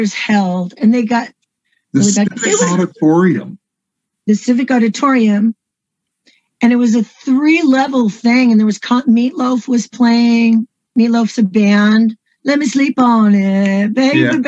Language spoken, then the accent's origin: English; San Francisco, California, United States; I was born in San Francisco, California, USA